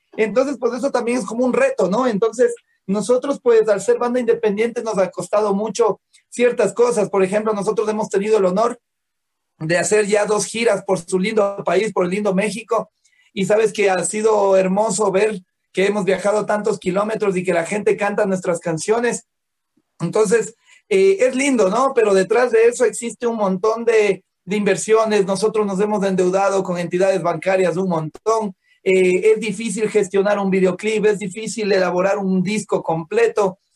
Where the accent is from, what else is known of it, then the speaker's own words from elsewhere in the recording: Ecuador; nosotros eh, como ecuatorianos